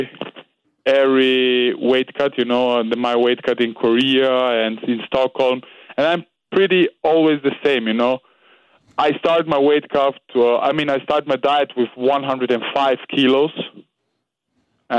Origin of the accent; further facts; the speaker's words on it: Austria; I'm from Serbia, but I was born and raised in Austria.